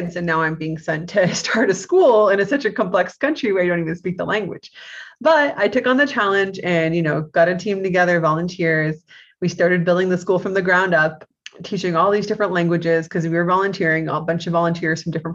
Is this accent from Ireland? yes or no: no; Canada; moved away as an adult; also born or lived in Dominican Republic / Rio de Janeiro, Brazil; I'm Canadian